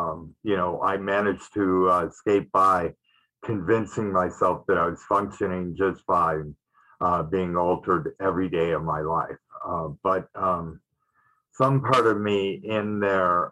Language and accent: English; Detroit, Michigan, United States; I grew up in Detroit, Michigan